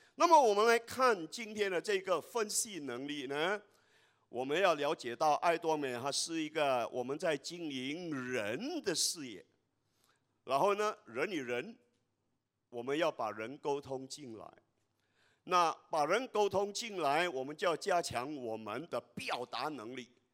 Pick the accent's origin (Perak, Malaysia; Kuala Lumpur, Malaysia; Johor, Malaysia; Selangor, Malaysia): Kuala Lumpur, Malaysia; 我来自吉隆坡，马来西亚